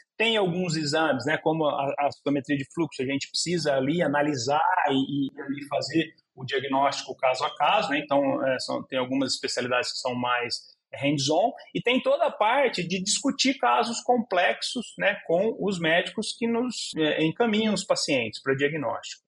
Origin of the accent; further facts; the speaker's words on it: Olímpia, São Paulo, Brazil; first language Portuguese; eu sou de Olímpia, no interior de São Paulo, e passei toda a minha infância, minha adolescência